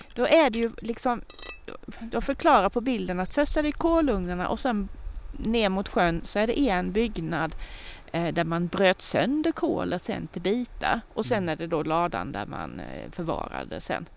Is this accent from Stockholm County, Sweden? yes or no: no; Tingsryd, Kronoberg County, Sweden; papper som är från min hembygd